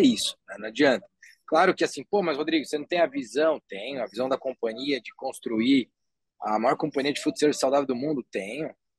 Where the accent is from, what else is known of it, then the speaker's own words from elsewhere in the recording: Guarulhos, São Paulo, Brazil; moved away as an adult; also born or lived in Silicon Valley; na cidade de Guarulhos, que é a minha cidade natal.